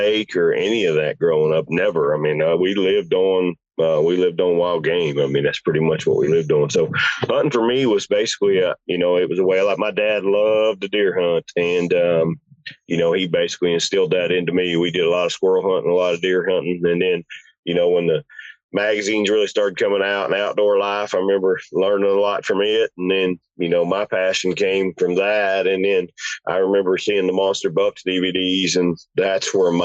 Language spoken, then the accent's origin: English; West Virginia, United States; I grew up in West Virginia